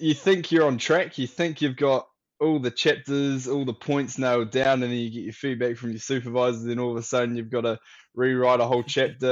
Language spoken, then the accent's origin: English; Dunedin, Otago, New Zealand; I'm from Dunedin, but I'm Māori whakapapa back up to Kapiti Coast, Wellington, Waikato Way, Taranaki